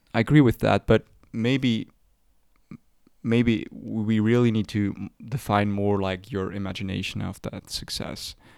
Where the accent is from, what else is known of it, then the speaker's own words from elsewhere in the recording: Switzerland; We're from Switzerland.